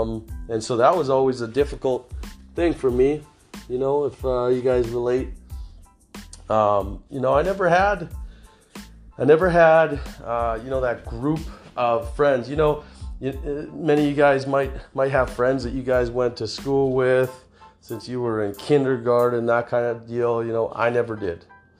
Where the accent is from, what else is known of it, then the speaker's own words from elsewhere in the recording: Kelowna, British Columbia, Canada; So I grew up here in Kelowna, BC, Canada.